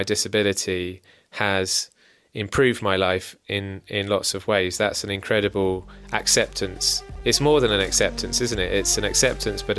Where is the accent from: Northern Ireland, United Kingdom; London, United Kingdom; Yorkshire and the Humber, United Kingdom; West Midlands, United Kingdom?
Northern Ireland, United Kingdom; I was born in Northern Ireland, and my mum's family were all from the Republic of Ireland